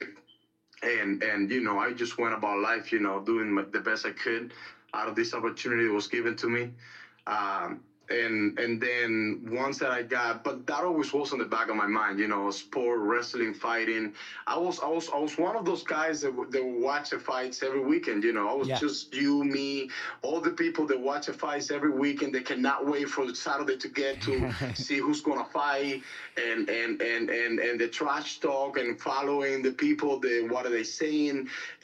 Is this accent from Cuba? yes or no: yes; Cuba; moved away; I was born and raised in Cuba